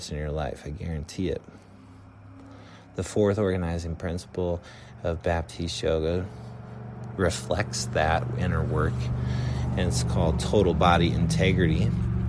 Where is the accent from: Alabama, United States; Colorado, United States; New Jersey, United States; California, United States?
Colorado, United States; Durango; moved away; I grew up in Colorado and in a little town called Durango.